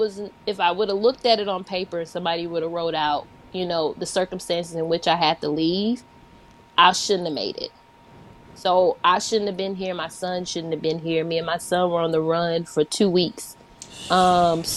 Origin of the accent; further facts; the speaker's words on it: St. Louis, Missouri, United States; moved away as an adult; also born or lived in China; growing up in St. Louis